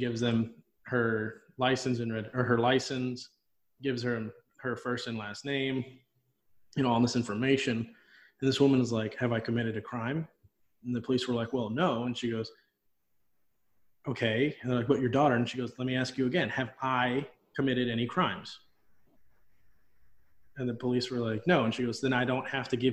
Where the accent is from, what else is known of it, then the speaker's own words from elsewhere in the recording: Texas, United States; Most Texas towns have curfews anyway. I know my hometown was 17 and under